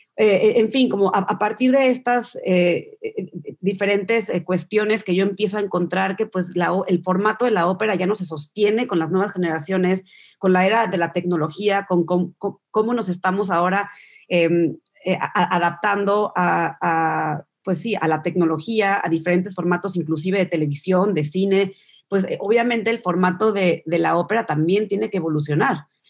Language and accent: Spanish; Mexico; moved away as an adult; also born or lived in New York; now in United Kingdom; creciendo en México, mi mamá y mis papás me llevaban a la ópera